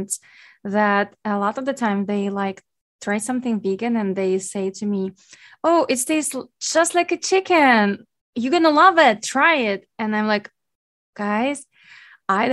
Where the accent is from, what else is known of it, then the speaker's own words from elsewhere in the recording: Ukraine; now in Hawaii, United States; born and raised in Ukraine